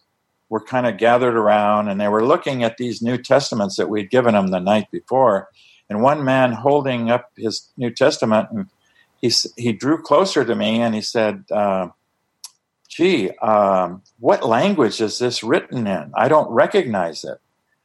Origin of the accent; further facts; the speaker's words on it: Tucson, Arizona, United States; he was living right there in my hometown of Tucson, Arizona.